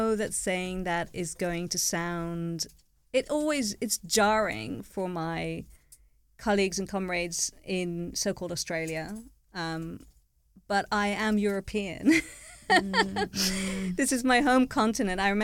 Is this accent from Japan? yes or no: no; Ireland; moved away; also born or lived in Italy; I grew up in Ireland, right? So it's kind of bizarre being an Irish Jew